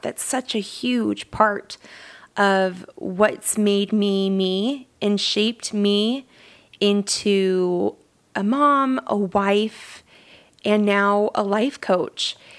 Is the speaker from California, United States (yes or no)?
no; Southern Utah, United States; I am from Southern Utah. I wasn't born in Southern Utah, but that's all I've ever known